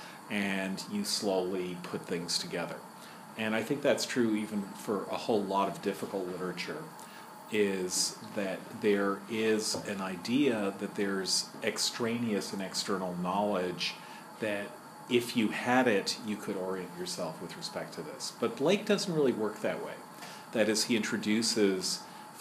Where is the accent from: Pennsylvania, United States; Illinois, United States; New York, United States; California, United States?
New York, United States; New York City; I'm from Manhattan, which is a different borough